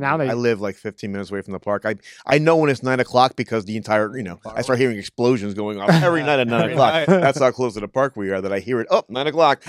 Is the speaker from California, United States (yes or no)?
no; New Jersey, United States; born there; No, I was born in Jersey. I was born in Jersey like within like a week of my parents getting here.